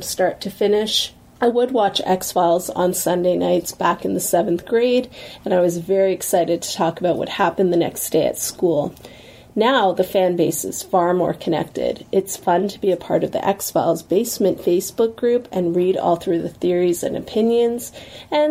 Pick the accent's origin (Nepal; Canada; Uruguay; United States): Canada; Guelph, Ontario; I'm from Guelph, Ontario, Canada.